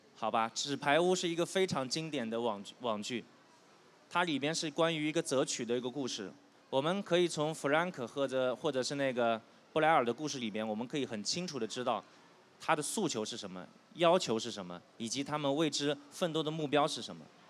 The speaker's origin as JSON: {"language": "Chinese", "region": "southern China", "country": "China", "moved": "yes", "said": "我是一个南方人，我们家里呢有很多做生意的"}